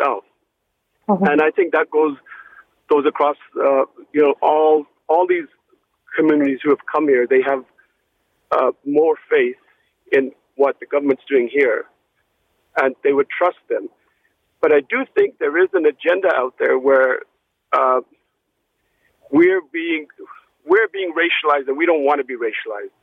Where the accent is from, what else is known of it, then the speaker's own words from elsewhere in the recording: Canada; also born or lived in Mississauga; My parents are from India, right? I was born in Canada.